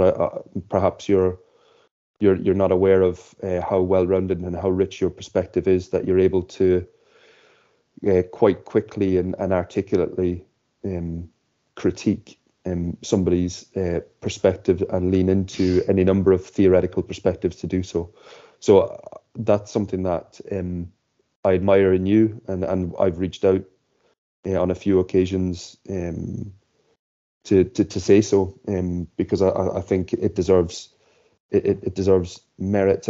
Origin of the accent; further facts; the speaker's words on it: Ireland; we both share the same experience of growing up in Ireland